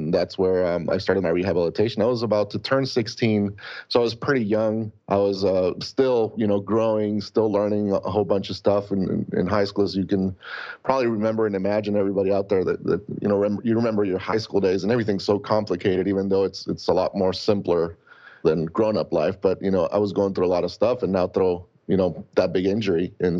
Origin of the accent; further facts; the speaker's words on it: Tijuana, Baja California, Mexico; moved away; also born or lived in Chula Vista, California; But my parents moved there in the 80s. And obviously I was born here in Chula Vista, but grew up in Tijuana because my dad is a dentist and he doesn't practice anymore, but he was back then. And we grew up there.